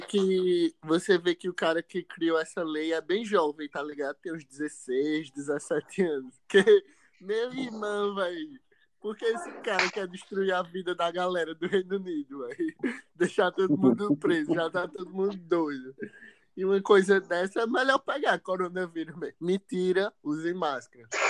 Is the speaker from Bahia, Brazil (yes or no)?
no; Caruaru, Pernambuco, Brazil; A gente é daqui de Caruaru, Pernambuco